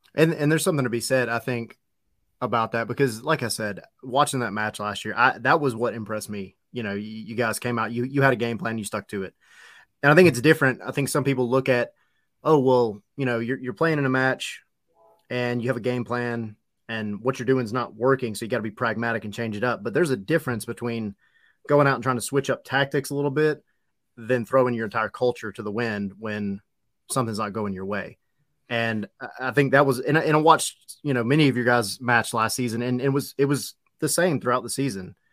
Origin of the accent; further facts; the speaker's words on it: Atlanta, Georgia, United States; I grew up in Atlanta